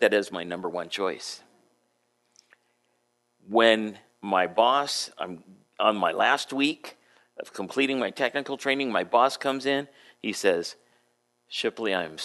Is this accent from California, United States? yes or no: yes; San Diego, California, United States; moved away as an adult; also born or lived in Adak, Alaska; I grew up in San Diego, so I'm used to, you know, nice climate